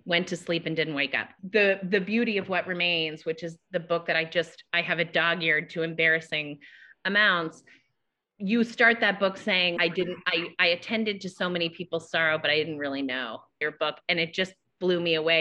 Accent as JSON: {"language": "English", "region": "Massachusetts", "country": "United States", "tie": "born or raised there", "said": "I grew up in Massachusetts"}